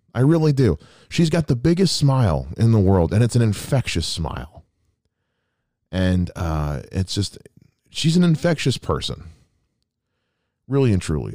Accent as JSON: {"language": "English", "region": "South Carolina", "country": "United States", "tie": "born or raised there", "moved": "yes", "said": "my home state of South Carolina"}